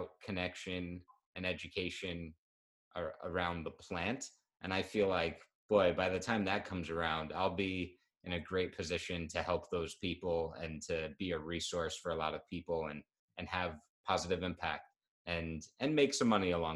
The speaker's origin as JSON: {"language": "English", "region": "New York", "country": "United States", "said": "I'm a New Yorker. My business is based in New York"}